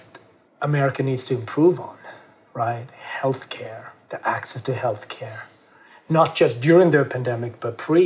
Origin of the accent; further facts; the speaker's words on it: Gothenburg, Västra Götaland, Sweden; moved away as an adult; also born or lived in Ethiopia / Harlem, New York; now in United States; I was adopted from Ethiopia and grew up in Gothenburg, west coast of Sweden.